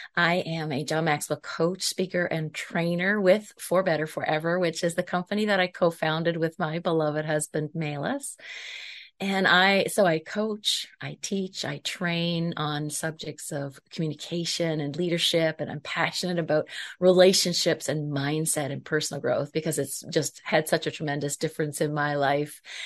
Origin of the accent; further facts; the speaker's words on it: Prince Edward Island, Canada; I am from Prince Edward Island, Canada.